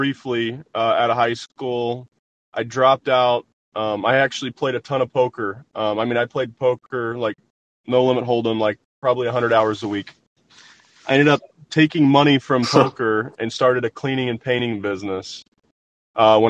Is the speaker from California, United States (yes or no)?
no; southern Illinois, United States; I actually grew up in a small farm town in southern Illinois